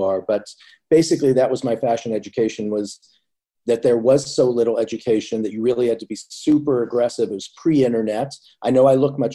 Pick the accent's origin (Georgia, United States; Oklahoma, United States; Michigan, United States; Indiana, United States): Indiana, United States; Indianapolis; moved away as an adult; now in New York, United States; growing up in Indiana